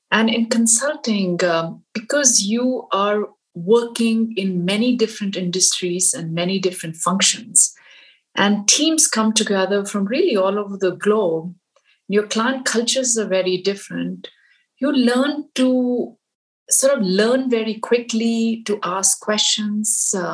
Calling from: Pittsburgh, Pennsylvania, United States; Uh, I'm calling in from uh, Pittsburgh

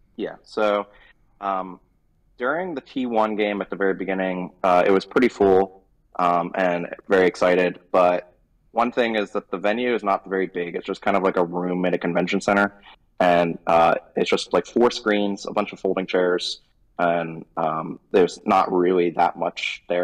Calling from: Seoul, South Korea; I'm calling from Seoul, uh, South Korea

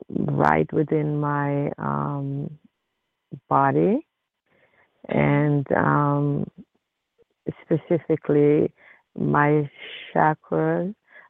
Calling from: Connecticut, United States; I'm calling from Connecticut.

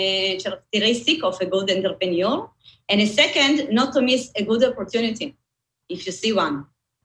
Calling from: Tel Aviv, Tel Aviv District, Israel; From Tel Aviv. I'm based in Israel, but you know, we are working from home, so probably you'll find me in my living room.

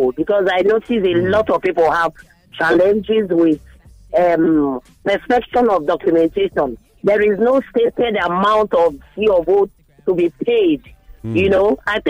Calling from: Lekki, Lagos, Nigeria; I'm calling you from Lekki.

